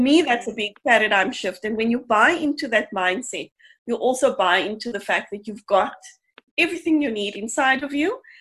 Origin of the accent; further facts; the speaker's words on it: Cape Town, Western Cape, South Africa; I grew up in Mitchell's Plain